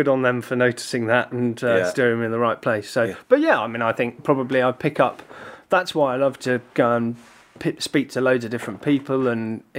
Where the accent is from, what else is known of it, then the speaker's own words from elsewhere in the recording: Ballymena, Northern Ireland, United Kingdom; accent: Northern Irish; now in Brentwood, United Kingdom; I'm an Ulsterman. I'm actually born and brought up originally from a little place called Ballymena.